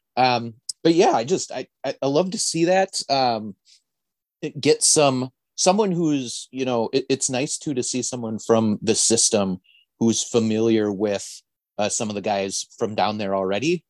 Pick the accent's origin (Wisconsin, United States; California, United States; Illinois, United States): Wisconsin, United States; northern; I actually grew up so far north that our local programming was out of Duluth, Minnesota